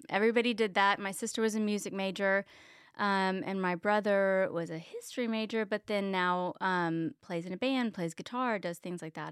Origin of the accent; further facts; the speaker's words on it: Richardson, Texas, United States; also born or lived in Plano, Texas; I grew up in Richardson, Texas